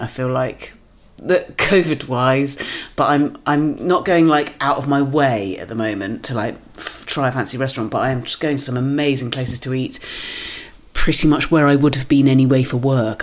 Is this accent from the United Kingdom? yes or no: yes; Dorset, South West England, United Kingdom; moved away as an adult; also born or lived in South East London; now in London, United Kingdom; I grew up in Dorset. But I came here for uni